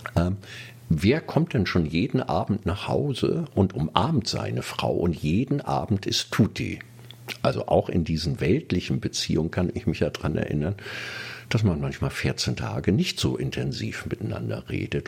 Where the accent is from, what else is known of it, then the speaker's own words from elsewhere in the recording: Kiel, Schleswig-Holstein, Germany; now in Berlin, Germany; hatte meinen Heimatort verglichen mit dieser Großstadt. Und es gab doch einige Sachen, die mir nicht gefallen hatten in Kiel